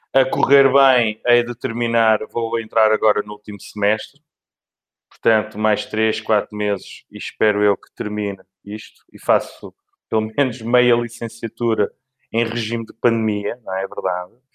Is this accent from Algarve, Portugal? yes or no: no; Lisbon, Portugal; nasci em Lisboa e por cá fiquei